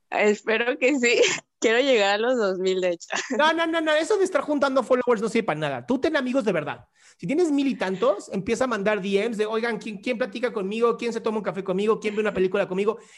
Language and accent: Spanish; Tabasco, Mexico; Soy de Tabasco.